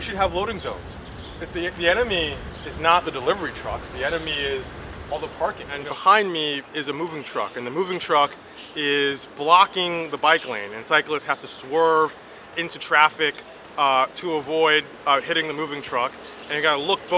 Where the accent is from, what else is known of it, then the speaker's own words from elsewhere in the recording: New York, United States; I'm from Brooklyn, New York